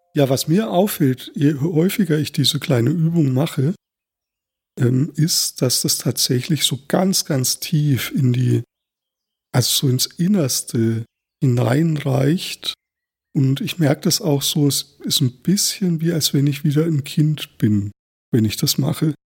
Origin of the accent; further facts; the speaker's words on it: Thuringian Forest, Germany; Ich bin ja auch im Thüringer Wald aufgewachsen